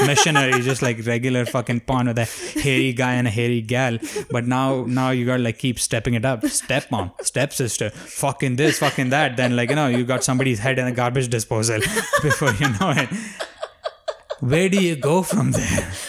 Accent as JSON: {"language": "English", "country": "India", "tie": "born or raised there", "moved": "yes", "said": "growing up in India"}